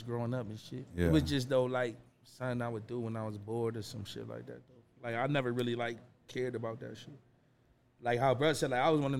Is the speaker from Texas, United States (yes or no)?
no; Hartford, Connecticut, United States; signed to BSF, which is Benny the Butcher's label. I'm from the North End of Hartford, Connecticut, and I'm the biggest shit my hood ever saw.